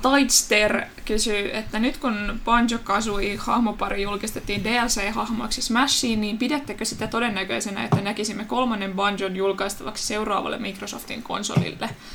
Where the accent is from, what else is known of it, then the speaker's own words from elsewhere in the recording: Turku, Southwest Finland, Finland; accent: Turku dialect; mun tulee turkulainen murre